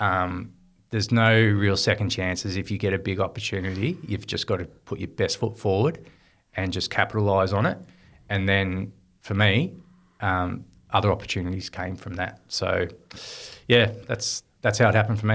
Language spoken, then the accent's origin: English; Swan Hill, Victoria, Australia; also born or lived in Melbourne; growing up in Swan Hill, it was, uh, just a dream to, to play in a premiership